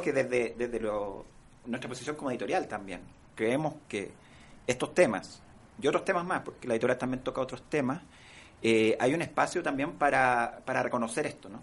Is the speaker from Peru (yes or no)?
no; San Bernardo, Santiago Metropolitan Region, Chile; Yo crecí y me crié en San Bernardo